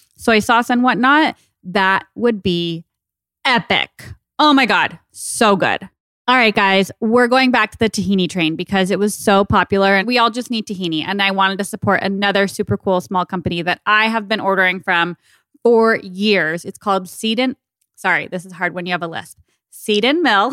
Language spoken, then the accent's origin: English; Tucson, Arizona, United States; moved away; I miss Tucson. It's where I grew up